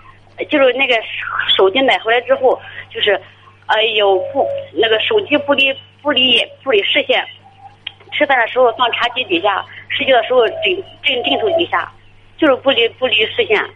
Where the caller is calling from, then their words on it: Tai'an, Shandong, China; 我泰安的。